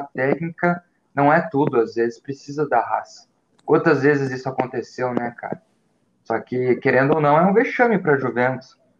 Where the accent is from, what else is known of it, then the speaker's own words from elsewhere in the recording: Brazil; a gente é brasileiro